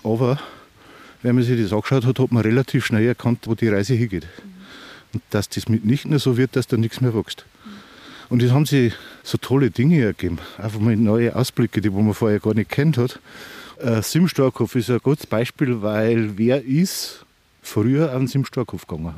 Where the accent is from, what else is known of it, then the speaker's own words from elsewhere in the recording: Andertal, Bavaria, Germany; aus der Ortschaft Andertal, wo ich herkomme